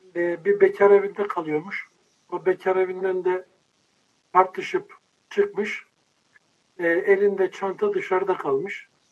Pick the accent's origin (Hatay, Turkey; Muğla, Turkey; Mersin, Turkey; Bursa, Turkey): Bursa, Turkey; now in Istanbul, Turkey; İstanbul'da yaşıyorum. Bursa'da yetiştim, büyüdüm.